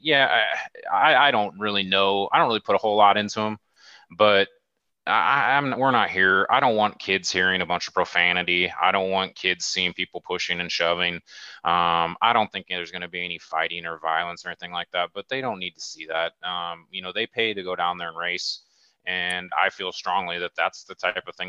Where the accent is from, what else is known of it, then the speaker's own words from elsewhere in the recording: Omaha, Nebraska, United States; I grew up in Omaha